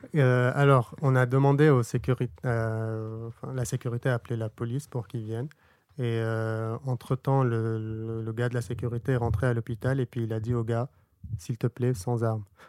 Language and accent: French; Burkina Faso; moved away; also born or lived in Lebanon; J'ai grandi au Burkina Faso en Afrique